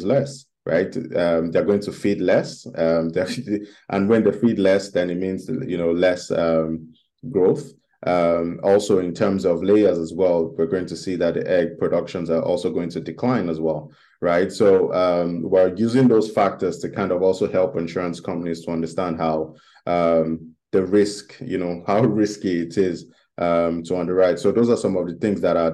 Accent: Nigeria; my home country, which is Nigeria.

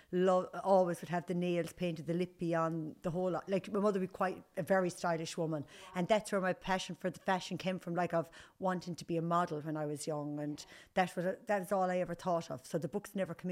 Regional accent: Nenagh, Munster, Ireland; moved away as an adult; also born or lived in Limerick; now in Galway, Ireland; I grew up in Tipperary, went to school in Nina, went modelling for a couple of years in Limerick, and then moved to Galway

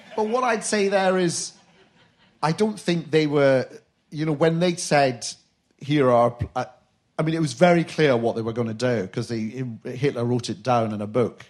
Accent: Glasgow, Scotland, United Kingdom; I'm from Glasgow

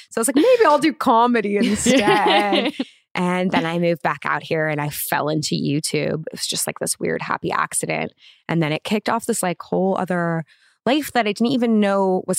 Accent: Los Angeles, California, United States; Yeah, in the Valley.

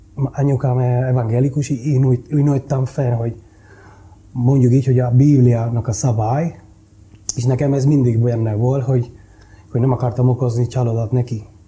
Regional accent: Santo Domingo, Dominican Republic; Hungarian is a second language; moved away as an adult; now in Budapest, Hungary; Úgy nőttem fel, hogy egy gettó

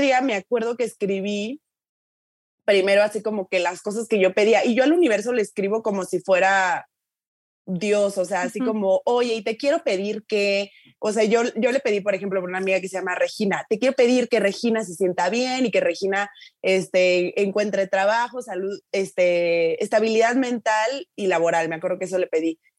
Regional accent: Tuxtla Gutiérrez, Chiapas, Mexico; moved away; yo soy de Tucla, yo soy, o sea, de una familia lo más promedio del mundo

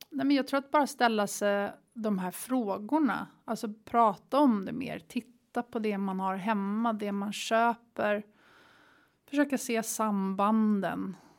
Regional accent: Sweden; moved away as an adult; also born or lived in Bali, Indonesia; Vi har som svensk ett pass som man kan röra sig över hela världen

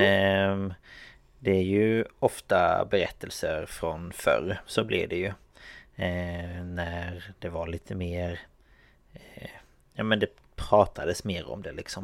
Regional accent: Exhult, Kronoberg County, Sweden; moved away; jag bodde ju i Exhult

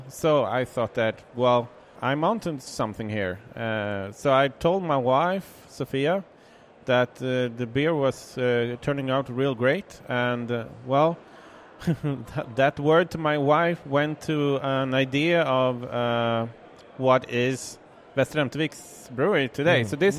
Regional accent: Kumla, Örebro County, Sweden; From Kumla. That's a small, well...

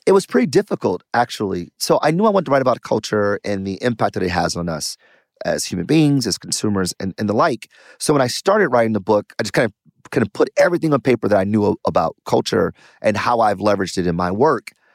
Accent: Detroit, Michigan, United States; I'm from Detroit, born and raised, did well in math and science.

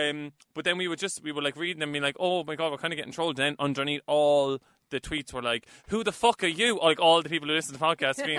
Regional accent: Cork, Munster, Ireland; accent: Cork; also born or lived in London; now in Dublin, Ireland; I am from Cork, obviously, by my accent. You can hear that. But now I'm living in Dublin via London.

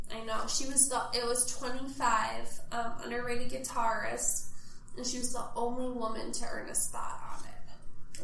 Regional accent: Forest Lake, Minnesota, United States; my hometown, Forest Lake, Minnesota

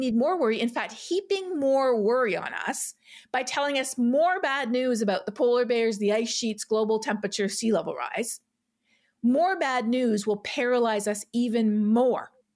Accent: Toronto, Ontario, Canada; I grew up in Etobicoke in Toronto

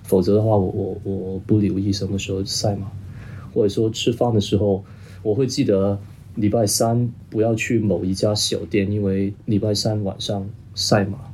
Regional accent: Hong Kong; first language Cantonese; Chinese is a second language; also born or lived in Guangzhou; 我作为一个广东人， 我说白话长大的

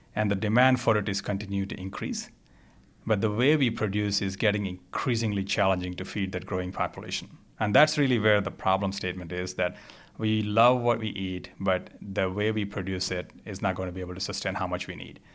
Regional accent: India; moved away; also born or lived in Rochester; I grew up in India.

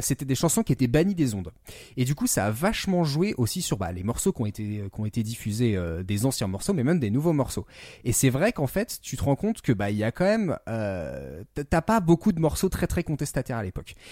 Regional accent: France; en tant que petit français

